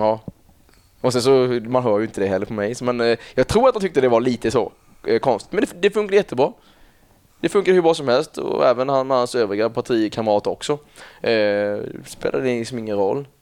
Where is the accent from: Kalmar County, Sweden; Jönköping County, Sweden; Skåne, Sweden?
Kalmar County, Sweden; Kalmar; also born or lived in Öland; Jag eh, är uppväxt i ett samhälle som heter, eller en ja, ett samhälle utanför Kalmar, då, 6 km ungefär, Rinkebyholm